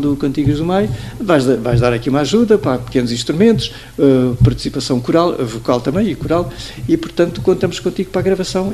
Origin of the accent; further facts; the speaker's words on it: Praia do Ribatejo, Santarém District, Portugal; moved away; also born or lived in Barreiro / Lyon / Paris; minha terra natal, que é, praia, que é a Praia do Ribatejo.